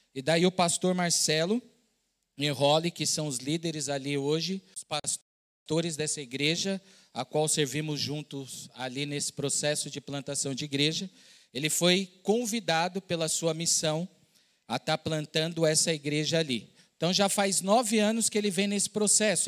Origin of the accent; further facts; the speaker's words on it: São Paulo, Brazil; moved away as an adult; also born or lived in southern Minas Gerais / Pará; eu sou de São Paulo, estava morando no sul de Minas, num outro estado